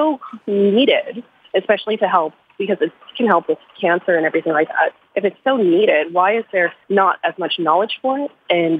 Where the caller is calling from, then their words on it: Vancouver, British Columbia, Canada; I am calling from Vancouver, BC, in Canada.